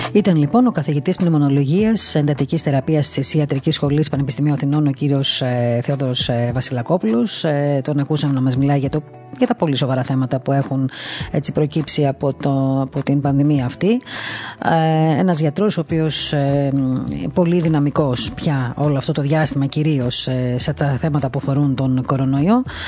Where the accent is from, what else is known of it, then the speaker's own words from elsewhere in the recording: Greece; σαν Ελληνίδα